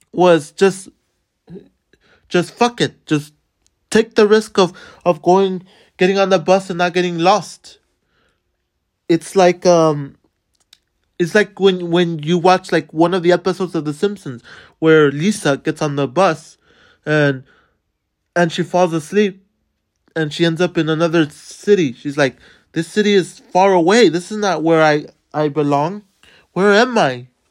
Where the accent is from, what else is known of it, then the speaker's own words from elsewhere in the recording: Los Angeles, California, United States; moved away; I grew up in, in Boyle Heights, California, which is in the Los Angeles area